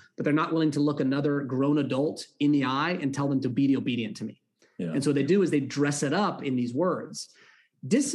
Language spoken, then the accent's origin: English; California, United States; I grew up in California